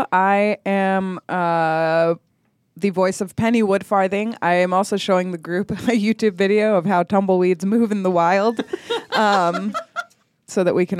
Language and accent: English; El Paso, Texas, United States; So I'm from El Paso, Texas, and I have family in Houston.